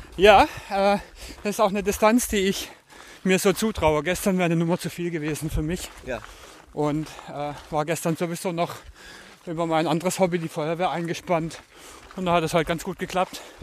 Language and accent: German; Freiburg, Baden-Württemberg, Germany; Ich bin aus Freiburg, also 200 Kilometer Richtung Süden.